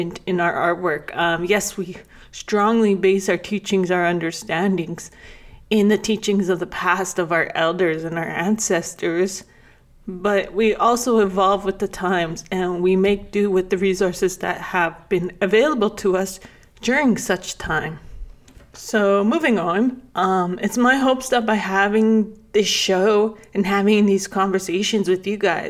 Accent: Lac La Biche, Alberta, Canada; moved away as an adult; also born or lived in Edmonton / Saskatoon; I grew up in Lac La Biche, Alberta.

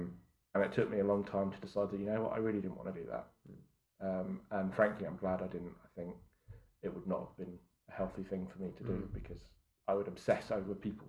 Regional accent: Southampton, South East England, United Kingdom; Growing up near Southampton, the Oceanography Centre then was fairly new

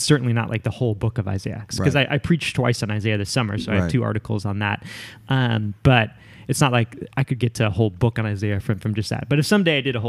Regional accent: a suburb of Chicago, Illinois, United States; moved away as an adult; also born or lived in Spokane, Washington / Portland, Oregon / Philadelphia; now in New York, United States; I grew up in the Midwest in a suburb of Chicago

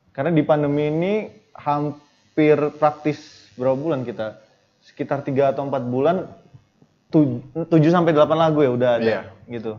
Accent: Bandar Lampung, Lampung, Indonesia; kita dari … band asli dari Bandar Lampung

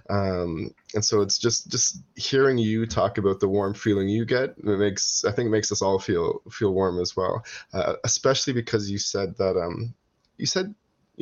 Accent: Toronto, Ontario, Canada; growing up in Toronto, which is a very multicultural city

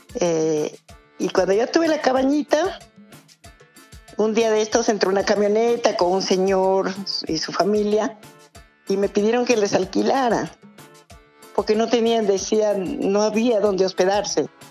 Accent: Cajamarca, Peru; also born or lived in Chiclayo; now in Oxapampa, Peru; somos de Cajamarca

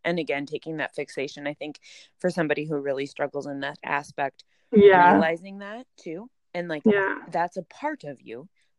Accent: Minnesota, United States; accent: Minnesotan; this is my sheer Minnesotan accent coming out in full force

